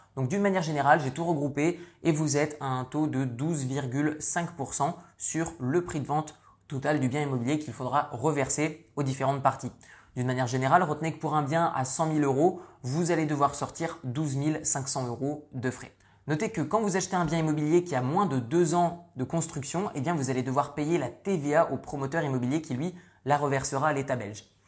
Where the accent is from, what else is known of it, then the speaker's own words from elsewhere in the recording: northern France, France; moved away; je suis issu du nord de la France, j'ai quitté la France il y a de ça de nombreuses années